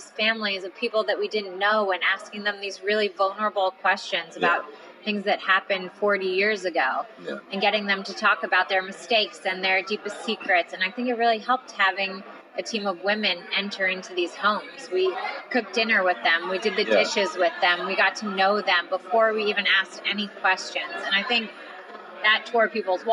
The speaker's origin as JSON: {"language": "English", "town": "Atlanta", "region": "Georgia", "country": "United States", "moved": "yes", "lives_now": "Los Angeles, United States", "said": "I'm from Atlanta originally, Atlanta, Georgia, but I live in Los Angeles."}